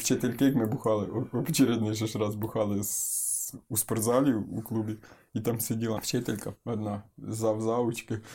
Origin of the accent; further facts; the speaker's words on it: Ukraine; now in Kyiv, Ukraine; народився я в селі